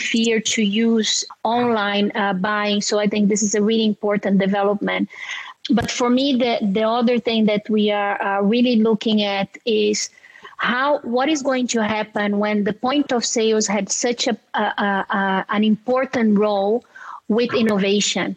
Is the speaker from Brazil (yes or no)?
yes; Brazil; my fellow Brazilian, so I'm from Brazil